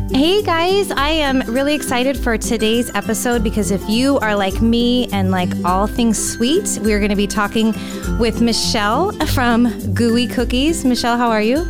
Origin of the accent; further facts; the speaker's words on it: California, United States; moved away as an adult; also born or lived in Florida; now in Tampa Bay, United States; growing up in California, Delta was one of the airlines I always flew